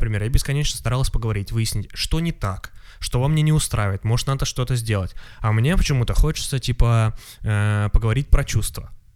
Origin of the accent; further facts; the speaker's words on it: Moscow, Russia; я москвич